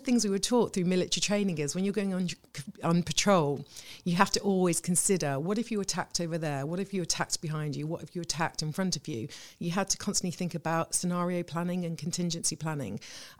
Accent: the Midlands, England, United Kingdom; moved away as an adult; also born or lived in Reading / Ipswich / Salisbury; Well, I'm originally from the Midlands. I'd moved around a bit.

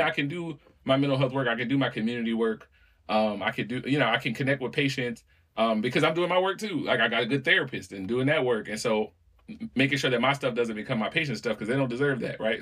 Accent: New Orleans, Louisiana, United States; when I was a little kid growing up in New Orleans

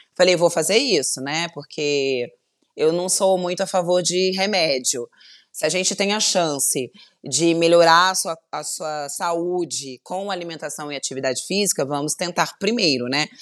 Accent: Volta Redonda, Rio de Janeiro, Brazil; accent: light carioca; eu sou de Volta Redonda, eu sou fluminense, interior do Rio

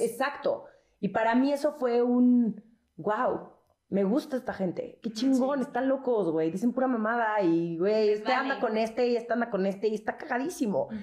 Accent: Mexico City, Mexico; nosotros somos los chilangos

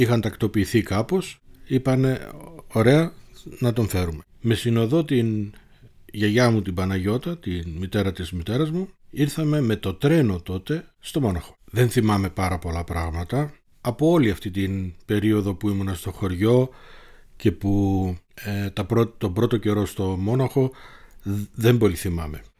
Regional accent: Thessaloniki, Central Macedonia, Greece; born there; Γεννήθηκα στη Θεσσαλονίκη 54 χρόνια πριν.

